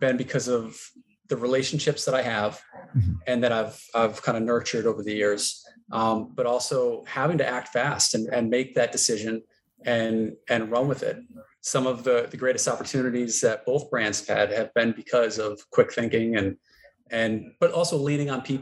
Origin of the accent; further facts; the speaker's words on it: Connecticut, United States; moved away as an adult; also born or lived in Vermont; summers, I was back in Connecticut.